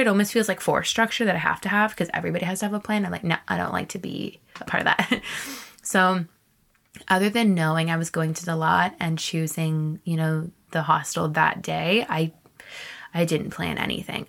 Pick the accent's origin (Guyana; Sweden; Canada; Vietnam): Canada; also born or lived in Texas / East Coast / Vancouver; I'm Canadian